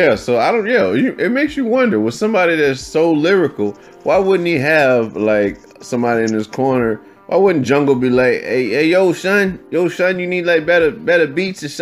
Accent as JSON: {"language": "English", "region": "Virginia", "country": "United States", "said": "I'm from Virginia"}